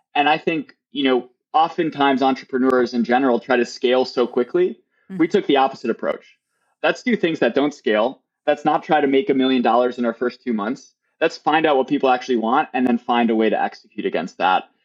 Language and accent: English; near Milwaukee, Wisconsin, United States; now in California, United States; I grew up near Milwaukee, which is a large city